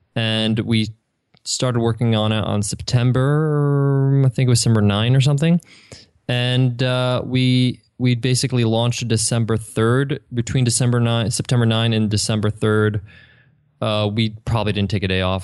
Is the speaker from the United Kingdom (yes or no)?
no; Long Island, New York, United States; moved away; I grew up in Long Island